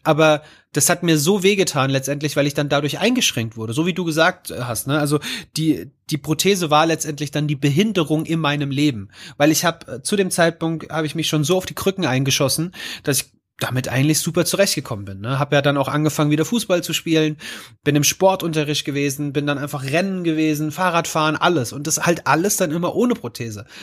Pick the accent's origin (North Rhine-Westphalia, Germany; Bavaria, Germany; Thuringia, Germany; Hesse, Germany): Hesse, Germany; Rodgau; ich komme aus einem kleinen Vorort von Offenbacher Main, nennt sich Rottgau